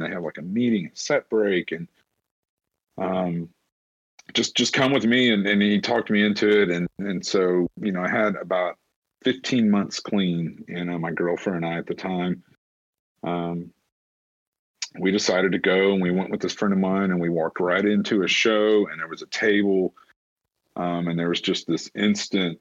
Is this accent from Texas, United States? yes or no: no; Huntsville, Alabama, United States; my hometown here in Huntsville